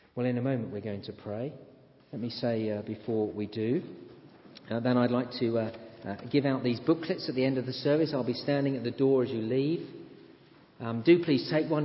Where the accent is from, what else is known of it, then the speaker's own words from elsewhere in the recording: England, United Kingdom; I am an Englishman